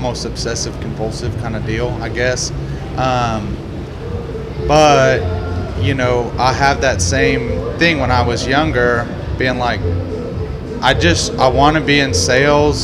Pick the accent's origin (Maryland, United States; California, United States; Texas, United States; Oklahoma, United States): Texas, United States; Houston; I'm from Houston